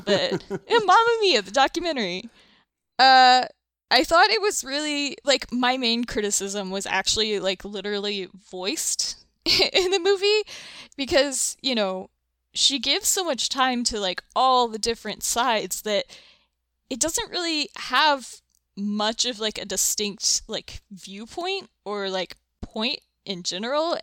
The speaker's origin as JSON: {"language": "English", "region": "the South", "country": "United States", "said": "I'm from the South, from a bunch of, like, dysfunctional, oversharing weirdos"}